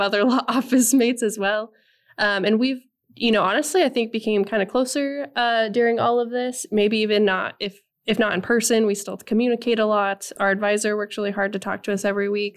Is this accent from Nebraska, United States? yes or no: yes; Nebraska, United States; moved away; I am originally from Nebraska